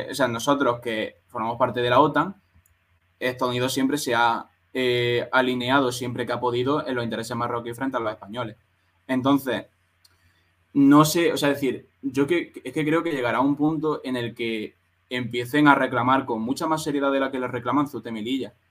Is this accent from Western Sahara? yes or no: yes; Western Sahara; yo soy un saharaui y estoy hasta los cojones